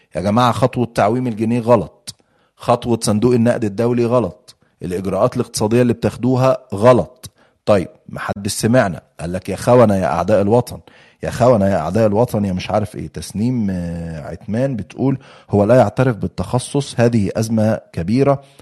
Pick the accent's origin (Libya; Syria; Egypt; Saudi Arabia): Egypt; عندنا في مصر